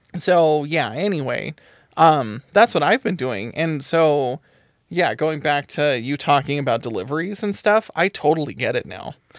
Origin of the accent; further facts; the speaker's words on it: United States; we're white and we're American